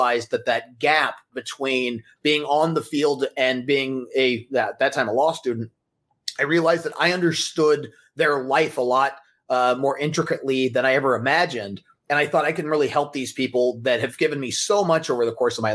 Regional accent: Colorado Springs, Colorado, United States; now in Los Angeles, United States; I grew up in Colorado Springs

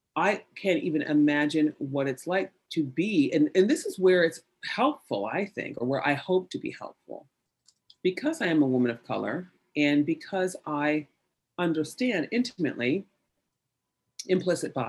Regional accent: United States; we're American

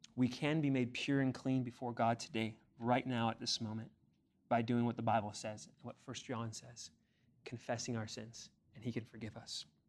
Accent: Ontario, California, United States; moved away; also born or lived in Chino, California; I grew up in Ontario before we moved to Chino

